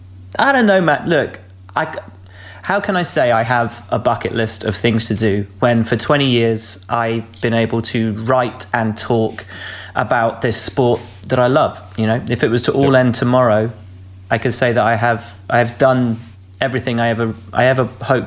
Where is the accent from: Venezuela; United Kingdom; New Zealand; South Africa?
United Kingdom; Malvern, West Midlands; which I grew up in Malvern, so on the Malvern Hill.